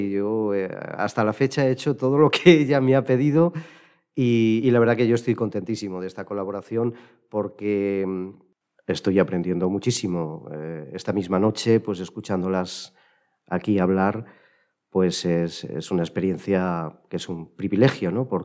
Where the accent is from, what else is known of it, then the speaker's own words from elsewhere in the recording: Villanueva de los Infantes, Castilla-La Mancha, Spain; la participación en el coro de mi pueblo, en Villanueva de los Infantes, pues desde que yo era, desde antes de irme a la escolanía